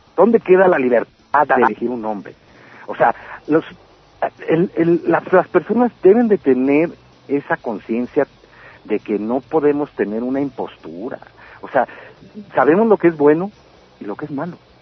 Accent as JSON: {"language": "Spanish", "town": "Mexicali", "region": "Baja California", "country": "Mexico", "tie": "born or raised there", "said": "Todo comienza en el 67 en, en Mexicali cuando yo nazco. Yo soy de Baja California, de la ciudad de Mexicali. Eh, yo yo crecí en un ambiente"}